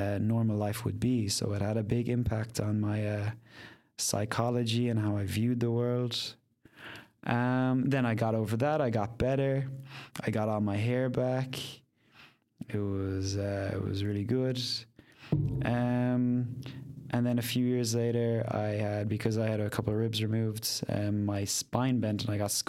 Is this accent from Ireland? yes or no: yes; Ireland; moved away as an adult; also born or lived in Vietnam / Spain; now in Netherlands; I grew up in Ireland. My father was English. My mother was Irish.